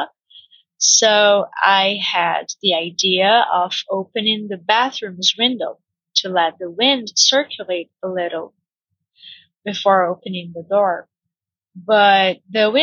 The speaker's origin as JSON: {"language": "English", "country": "Brazil", "second_language": "English", "said": "I'm Brazilian, and I work as an English teacher here in Brazil."}